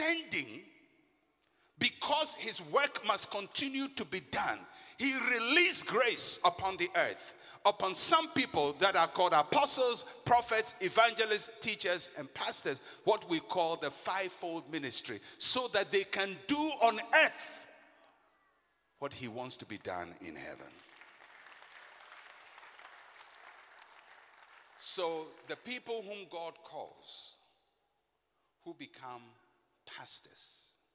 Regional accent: Elmina, Central Region, Ghana; I'm a Fanti from Elimina of the Anona clan

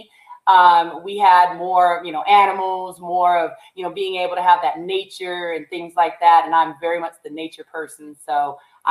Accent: Long Beach, California, United States; also born or lived in La Palma, California / Chino, California / Ontario, California; I was born and raised in Long Beach, California, and pretty much have been in California for 40 some odd years.

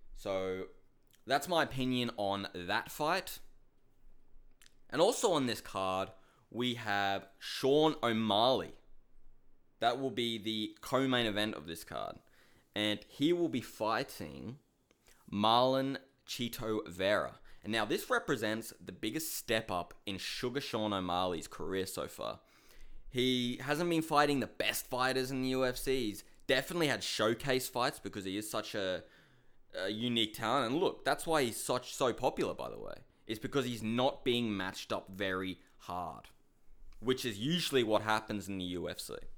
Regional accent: Australia; I'm from Australia.

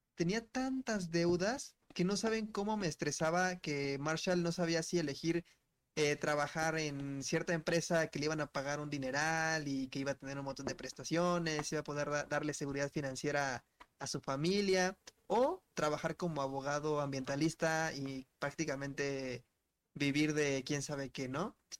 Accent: Mexico City, Mexico; nosotros de aquí de How Major More Latinoamérica, todos somos de la Ciudad de México

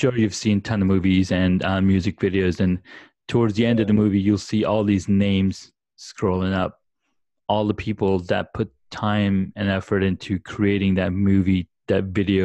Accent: Saudi Arabia; moved away; I grew up back in Saudi Arabia

